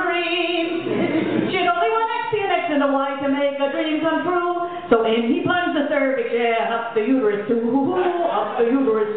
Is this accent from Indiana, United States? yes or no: no; New York City, New York, United States; born or raised there; also born or lived in Mayagüez, Puerto Rico